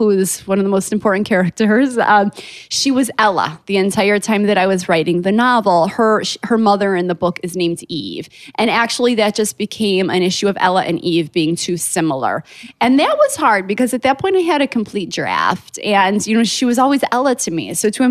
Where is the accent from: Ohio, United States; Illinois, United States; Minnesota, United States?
Illinois, United States; Chicago; I'm from Chicago